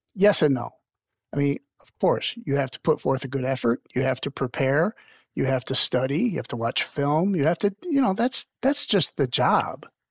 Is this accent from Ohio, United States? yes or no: yes; Toledo, Ohio, United States; my hometown Toledo Mudhens, which was really cool because when I was a little boy, I used to go out to those mudhen clinics